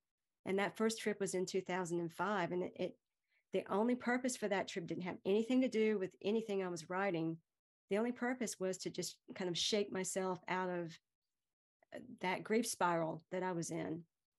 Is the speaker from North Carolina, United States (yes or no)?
yes; Greenville, North Carolina, United States; I mean, I'm from Greenville, as I said